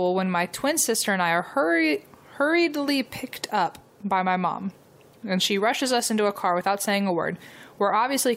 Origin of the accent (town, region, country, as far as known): Carneys Point, New Jersey, United States; born or raised there